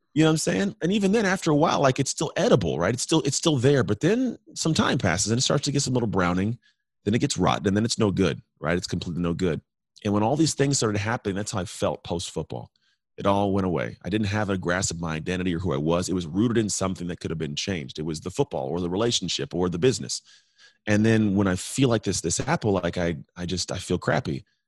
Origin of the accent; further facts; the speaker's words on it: United States; I'm American